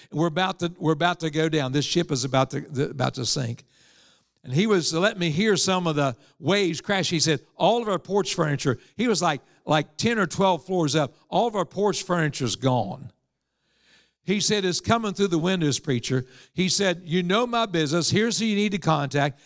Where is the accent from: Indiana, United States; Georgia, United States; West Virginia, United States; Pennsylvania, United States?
West Virginia, United States; Evans; I was raised in Evans, West Virginia